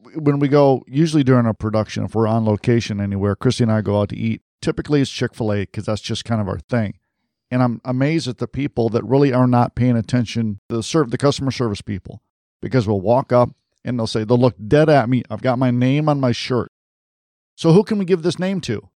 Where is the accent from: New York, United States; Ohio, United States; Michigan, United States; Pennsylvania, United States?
Michigan, United States; Detroit; moved away; I'm from Detroit originally